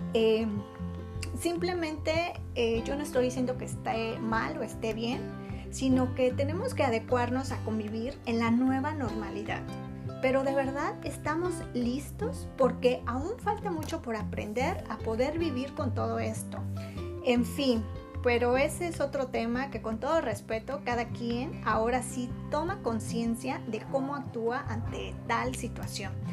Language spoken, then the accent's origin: Spanish; Mexico; Y yo, orgullosamente mexicana y también orgullosa de mis raíces